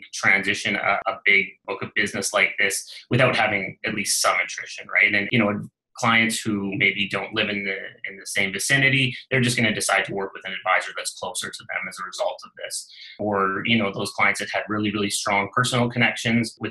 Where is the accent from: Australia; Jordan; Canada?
Canada; Northern British Columbia; I was from Northern BC and, you know, born and raised in the area